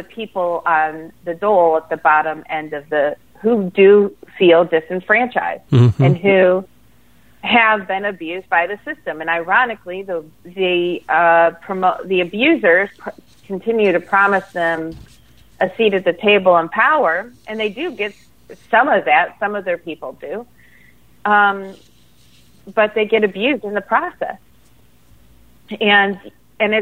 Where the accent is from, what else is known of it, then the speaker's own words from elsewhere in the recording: Michigan, United States; moved away; I'm from Michigan originally, and so I remember the era of Coleman Young